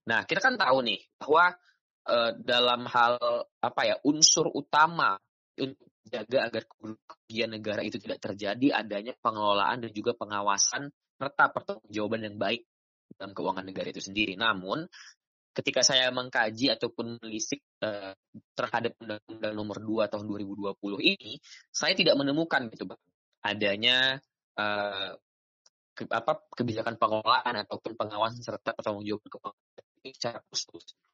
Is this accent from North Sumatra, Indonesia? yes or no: yes; Binjai, North Sumatra, Indonesia; Asal saya dari Medan. Binjai tepatnya di Sumatera Utara.